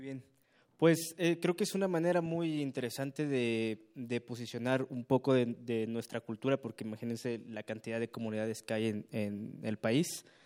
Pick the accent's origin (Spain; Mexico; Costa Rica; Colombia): Mexico; Santa María Tlahuitoltepec, Oaxaca; como somos de Shamgosh, es el lugar de origen